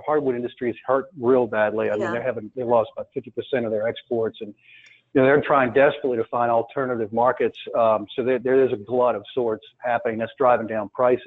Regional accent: United States; us Americans

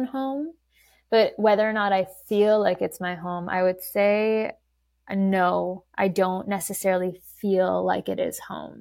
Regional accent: Vancouver, British Columbia, Canada; I was born and raised in Vancouver, Canada, but my parents immigrated here from Iran.

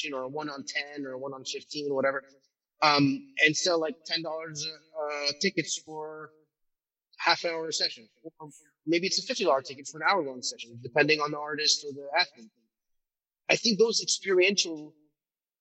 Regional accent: Turkey; moved away; I'm originally from Turkey

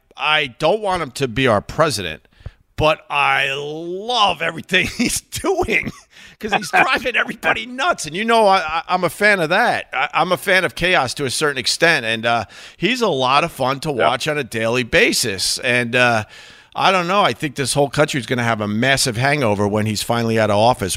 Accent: New York, United States; I just had no exposure to any of that growing up on Long Island, none whatsoever.

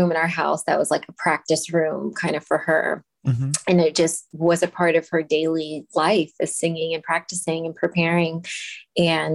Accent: Los Angeles, California, United States; I was actually born and raised in Los Angeles

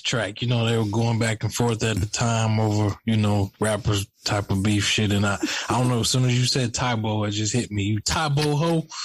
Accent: Atlanta, Georgia, United States; moved away; we're both from the Atlanta, the Atlanta Decatur area

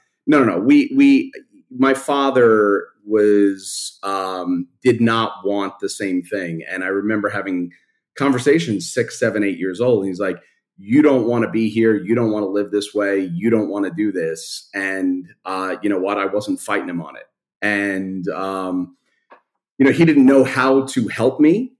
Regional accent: New York City, New York, United States; I grew up in Brooklyn, in Canarsie, and then Marine Park

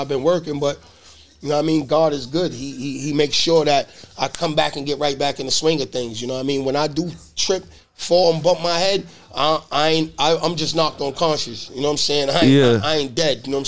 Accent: Boston, Massachusetts, United States; I'm from Boston

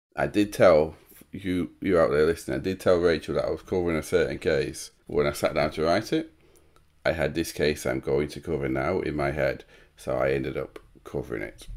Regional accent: Sheffield, Yorkshire and the Humber, United Kingdom; I'm from Sheffield

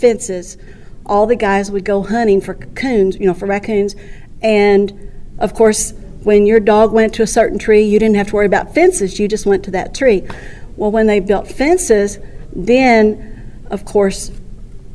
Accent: Centerville, Missouri, United States; I'm from Centerville, Missouri

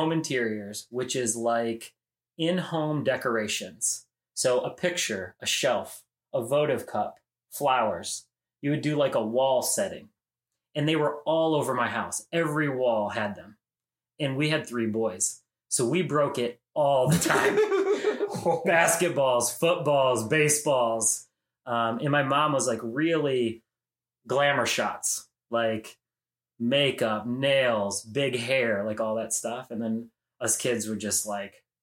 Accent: Elyria, Ohio, United States; West of Cleveland, Elyria, Ohio. Born and raised on the south

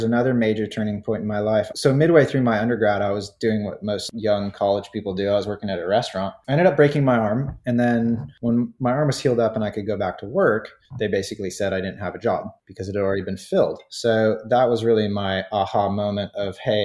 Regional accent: Santa Barbara, California, United States; I grew up in Santa Barbara, California

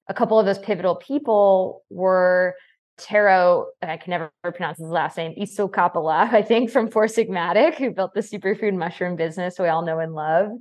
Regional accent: Connecticut, United States; I grew up in Connecticut

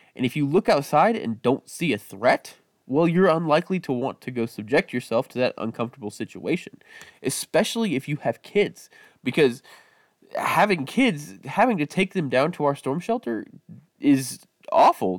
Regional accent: Midwest, United States; growing up in the Midwest

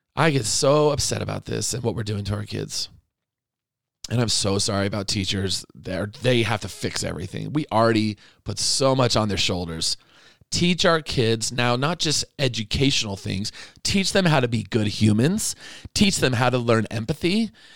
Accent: Arizona, United States; moved away; I grew up in Arizona

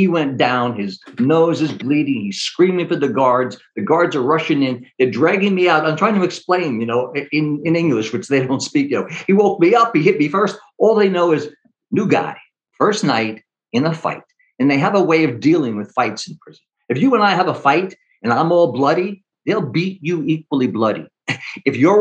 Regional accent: New York, United States; I'm a New Yorker

